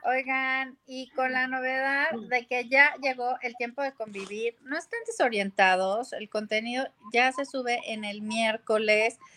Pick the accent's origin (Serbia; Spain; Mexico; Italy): Mexico; nosotros somos de Norteamérica